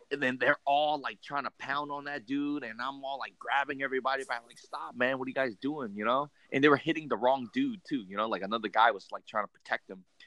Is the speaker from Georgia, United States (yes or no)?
no; California, United States; so we're from California.